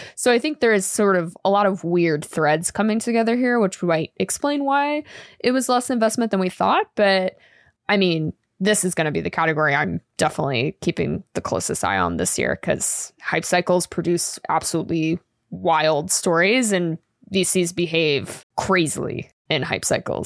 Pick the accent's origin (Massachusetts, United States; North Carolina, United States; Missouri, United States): Massachusetts, United States; Boston area; moved away; I won't say I'm from Boston 'cause I'm not a liar, but I'm from the area.